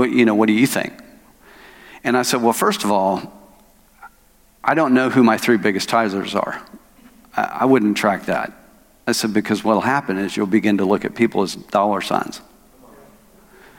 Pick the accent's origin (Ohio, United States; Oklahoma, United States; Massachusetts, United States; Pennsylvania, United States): Oklahoma, United States; moved away as an adult; now in Arkansas, United States; I'm from Oklahoma. I was born and raised in Oklahoma.